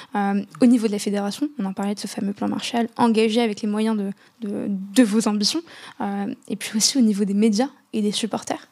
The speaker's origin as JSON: {"language": "French", "town": "Casablanca", "region": "Casablanca-Settat", "country": "Morocco", "tie": "born or raised there", "said": "J'ai grandi à, à Casa, euh, juste en face du, stade de Mohamed V"}